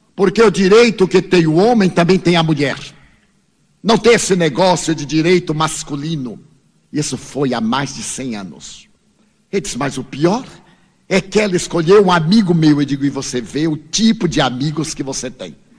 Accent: Brazil; eu venho do Brasil.

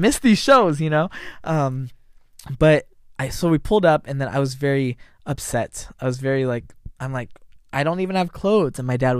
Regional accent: San Jose, California, United States; And then but as I grew up in San Jose, I didn't like church.

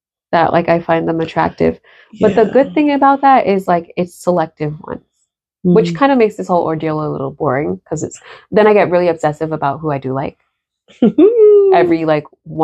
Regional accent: New Jersey, United States

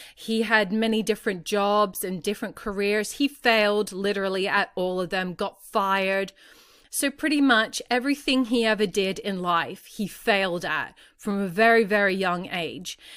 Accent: Australia; I'm not American, I'm Australian

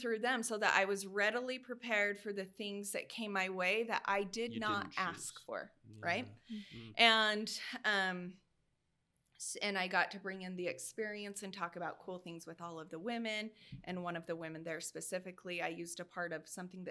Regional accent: Hibbard, Idaho, United States; accent: Rexburg twang; I grew up in Hibbard, Idaho.

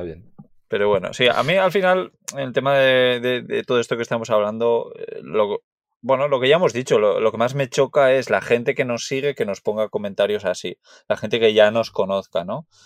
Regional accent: Basque Country, Spain; yo soy de Euskadi

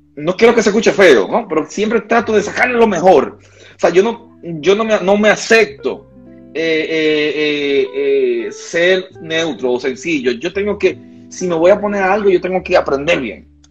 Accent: Santiago de los Caballeros, Santiago, Dominican Republic; Nací en la, en la ciudad de Santiago, República Dominicana, Santiago. Aquí le decimos así, santiaguero pura cepa

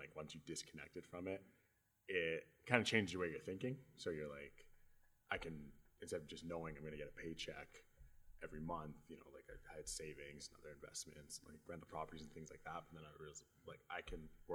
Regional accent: Edmonton, Alberta, Canada; I was born and raised in Edmonton.

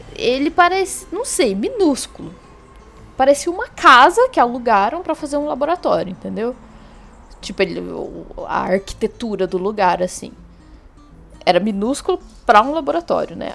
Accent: Botelhos, Minas Gerais, Brazil; moved away; eu fui em botelhos que foi onde eu nasci

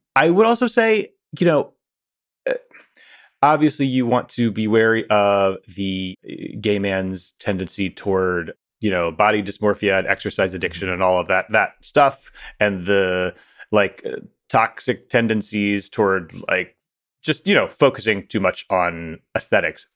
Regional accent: near Pike County, southern Ohio, United States; moved away; the part of Ohio that I am from, which is the hillbilly elegy part of Ohio

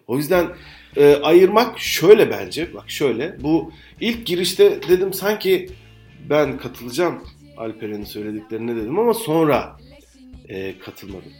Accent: western Turkey, Turkey; Ben de sen de Türkiye'nin batı e, kesiminde doğduk

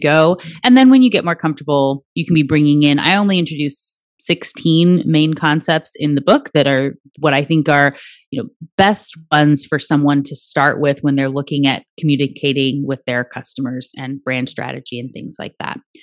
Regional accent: Anchorage, Alaska, United States; I was born in the Native hospital in Anchorage

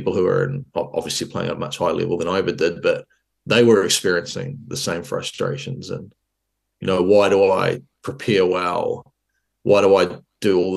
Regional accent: Hawke's Bay, New Zealand; In the region I lived in, were a lot of good athletes. So I come from Hawke's Bay

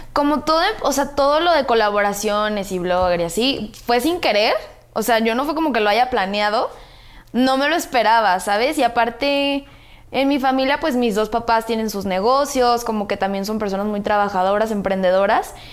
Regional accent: Guadalajara, Jalisco, Mexico; Soy de Guadalajara

